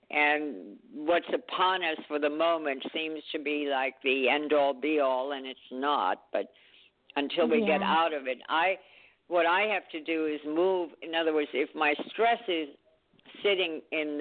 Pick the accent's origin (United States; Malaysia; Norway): Norway; moved away; also born or lived in Remember, I was born in Norway.; I'm from the country where, the North Pole is the closest, and that is in Norway.